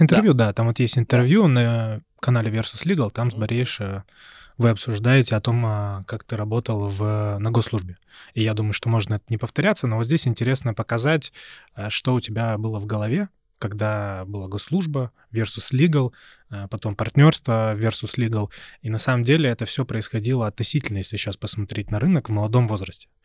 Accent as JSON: {"language": "Russian", "town": "Perm", "region": "Perm Krai", "country": "Russia", "tie": "born or raised there", "moved": "yes", "said": "в своем родном городе, я вот из Перми"}